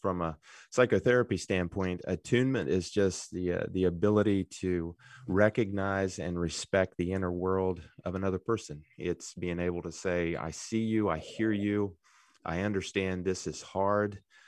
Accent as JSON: {"language": "English", "town": "Good Hope", "region": "West Virginia", "country": "United States", "tie": "born or raised there", "said": "I'm a local boy. I grew up in Good Hope, West Virginia. If people know where that is, near Jane Lou, yeah."}